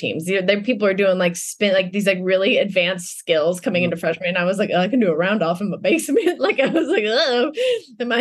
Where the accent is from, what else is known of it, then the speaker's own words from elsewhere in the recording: Denver, Colorado, United States; I grew up in Denver